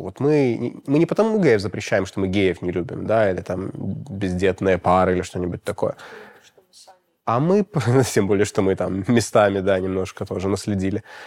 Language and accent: Russian; Belarus; у нас, э, в Беларуси